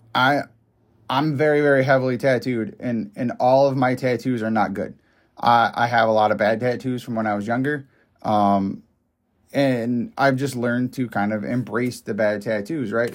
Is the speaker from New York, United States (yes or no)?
yes; upstate New York, United States; I'm from up, upstate New York